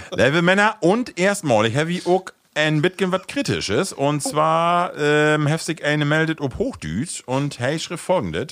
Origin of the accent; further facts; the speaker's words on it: Rütenbrock, Lower Saxony, Germany; bei uns in Rütenbrauch